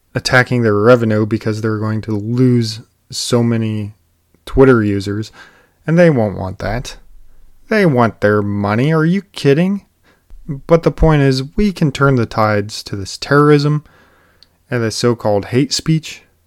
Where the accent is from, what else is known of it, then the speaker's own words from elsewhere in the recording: United States; as an American people